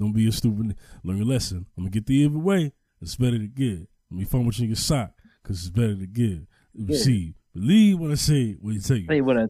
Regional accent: New York, United States; I remember just growing up in New York

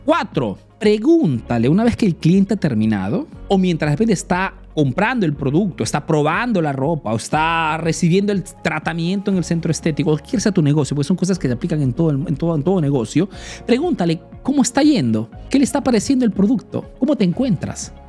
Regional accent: Peru; now in Italy

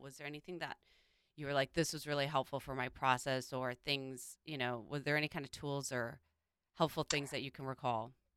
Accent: Midwest, United States; growing up in the Midwest

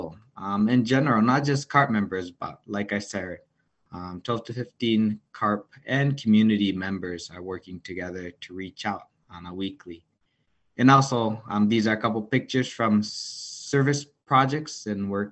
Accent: Japan; moved away as an adult; also born or lived in Las Vegas; now in United States; I was born and raised in Japan, came to the States around 10 years ago

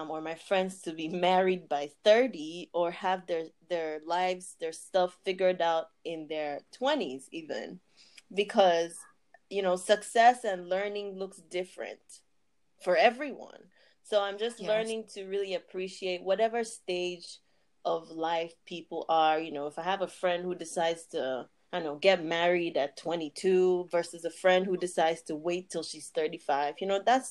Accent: Nigeria; moved away as an adult; also born or lived in Abuja / Imo State; now in United States; I lived for the first 18 years of my life in Nigeria, and actually went to two secondary schools in both Abuja and Imo states. I moved to the US in 2015

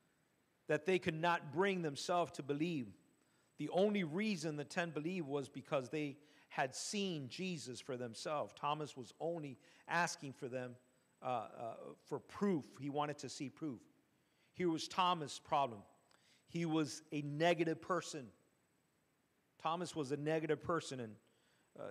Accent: Cuba; moved away

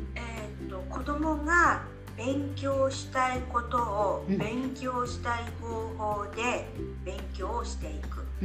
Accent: Japan; first language Japanese; now in Utrecht, Netherlands; 日本人っていうだけで日本語が母国語

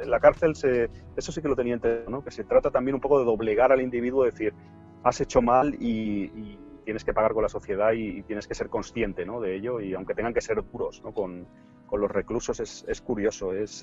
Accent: Barcelona, Catalonia, Spain; yo soy de aquí de Barcelona

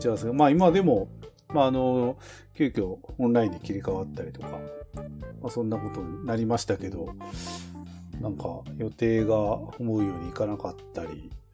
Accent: Tokachi, Hokkaido, Japan; 僕らはあの、まあ十勝に生まれ育ちましたけども

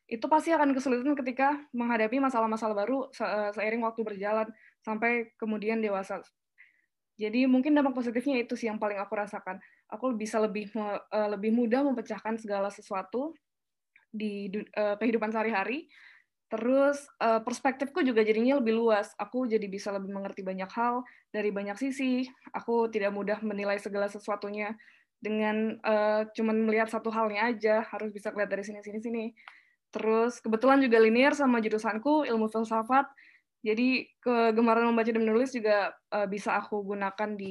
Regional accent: Palembang, South Sumatra, Indonesia; also born or lived in Tangerang / Jakarta / Yogyakarta; Sebetulnya aku lahir di Palembang, terus besar di Palembang, uh, pindah ke Tangerang, lalu pindah ke Jakarta, sampai akhirnya kuliah di Jogja.

